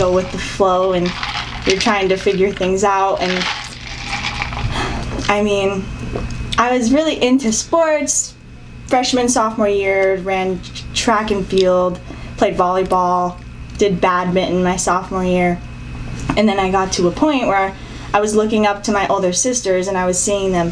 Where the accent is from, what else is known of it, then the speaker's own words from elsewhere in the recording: Tempe, Arizona, United States; I was born and raised in Arizona, Tempe